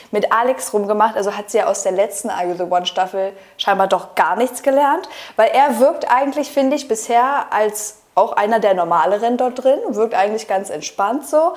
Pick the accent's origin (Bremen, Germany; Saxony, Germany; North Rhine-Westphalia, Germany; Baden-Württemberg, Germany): North Rhine-Westphalia, Germany; Essen; ja wir kommen halt aus Essen.